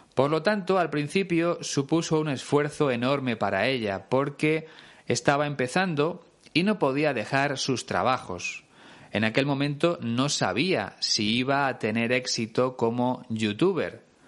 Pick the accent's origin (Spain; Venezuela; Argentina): Spain; Es una expresión que se usa mucho en mi país